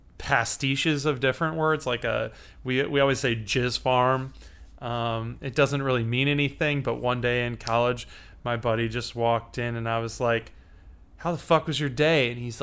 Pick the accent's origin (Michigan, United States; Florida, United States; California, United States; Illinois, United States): Illinois, United States; Chicago